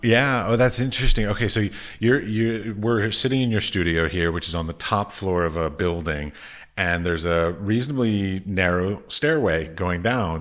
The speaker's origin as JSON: {"language": "English", "country": "United States", "moved": "as an adult", "lives_now": "Prague, Czech Republic", "said": "I come from America."}